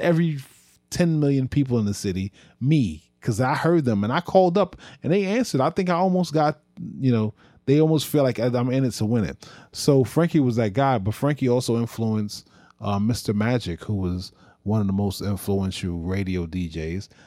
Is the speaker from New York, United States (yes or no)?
yes; New York, United States; I am a New Yorker